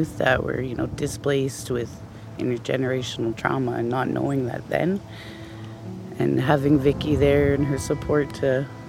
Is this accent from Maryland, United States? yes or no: no; Champaign, Illinois, United States; I'm from Champaign.